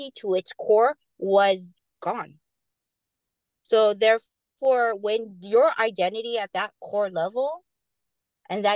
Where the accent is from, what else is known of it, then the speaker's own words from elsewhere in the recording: Hawaii, United States; the deep meaning of being Hawaiian